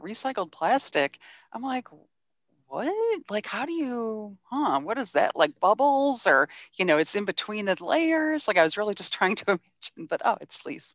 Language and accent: English; Cleveland, Ohio, United States; I'm actually from Cleveland